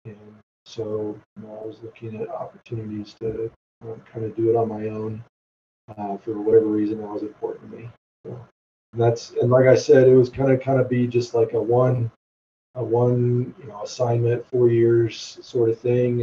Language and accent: English; Phoenix, Arizona, United States; moved away as an adult; also born or lived in Southern California; Born and raised in Phoenix, Arizona